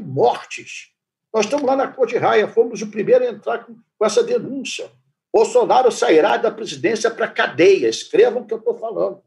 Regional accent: Campinas, São Paulo, Brazil; now in Rio de Janeiro, Brazil; eu sou de Campinas

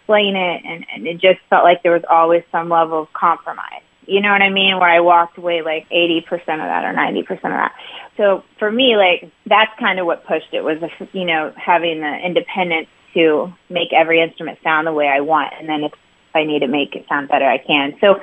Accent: Indianapolis, Indiana, United States; moved away as an adult; I grew up in Indianapolis area and lived a lot of my life there. So I'm a Midwesterner at heart, but now I live by the beach.

